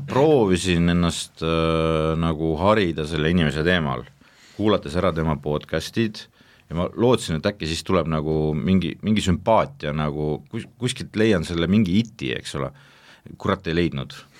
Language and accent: Estonian; Estonia; ma olen eestlane siiski